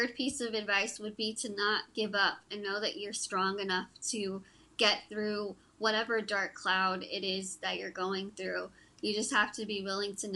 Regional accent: Texas, United States; I'm from Texas

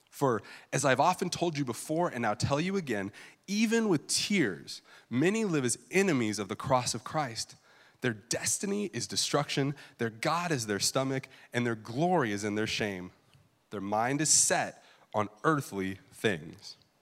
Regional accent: California, United States; I grew up in California

